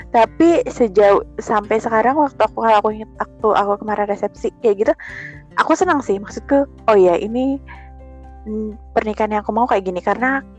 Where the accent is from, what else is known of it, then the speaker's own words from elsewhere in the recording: Java, Indonesia; Iya, even aku Jawa tapi kan namanya sudah keikut gitu kan ya